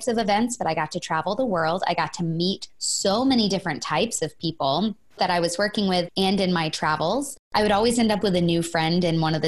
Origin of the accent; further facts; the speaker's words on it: Florida, United States; moved away as an adult; now in Los Angeles, United States; I'm born and raised in Florida and moved out to Los Angeles about 8 years ago